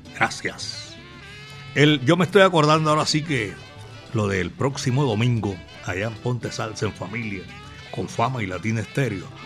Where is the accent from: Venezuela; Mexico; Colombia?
Colombia; now in Medellín, Colombia; aquí en Medellín, belleza de mi país